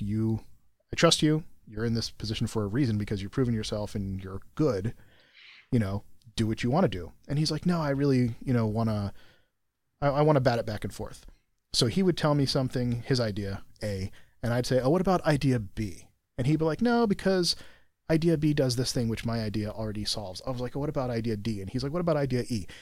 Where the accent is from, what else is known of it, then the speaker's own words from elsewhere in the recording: United States; I'm American